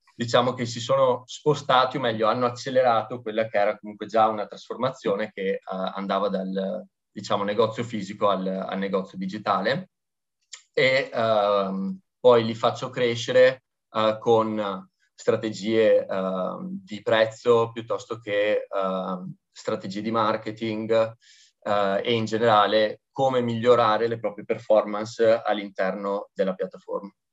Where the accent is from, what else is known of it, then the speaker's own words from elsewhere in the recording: Veneto, Italy; da buon Veneto